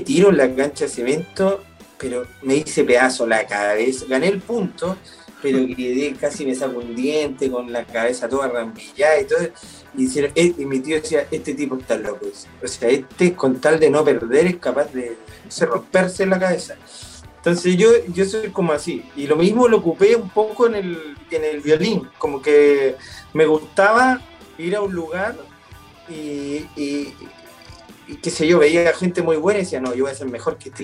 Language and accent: Spanish; Chile; also born or lived in United States; now in Argentina; siendo los dos chilenos